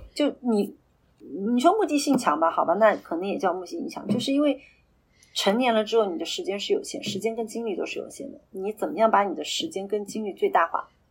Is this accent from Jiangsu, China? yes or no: no; Shanghai, China; 作为上海人